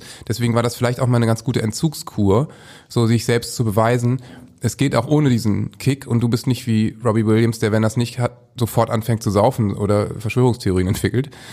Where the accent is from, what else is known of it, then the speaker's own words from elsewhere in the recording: Northern Germany, Germany; als Norddeutscher